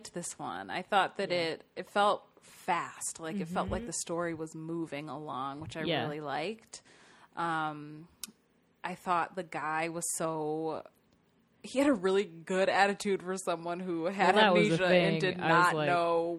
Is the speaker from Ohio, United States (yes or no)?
yes; Ohio, United States; We're both from Ohio